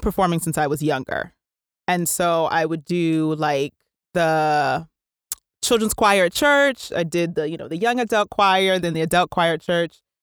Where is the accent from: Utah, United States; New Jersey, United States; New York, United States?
New Jersey, United States; I was born and raised in New Jersey